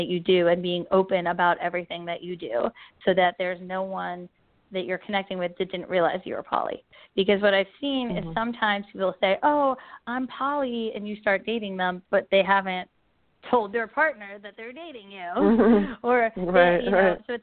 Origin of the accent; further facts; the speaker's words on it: New York, United States; I grew up in New York